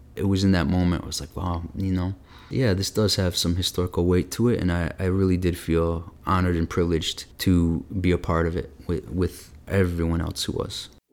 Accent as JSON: {"language": "English", "town": "Flint", "region": "Michigan", "country": "United States", "tie": "born or raised there", "said": "I was kinda growing up there in the eighties"}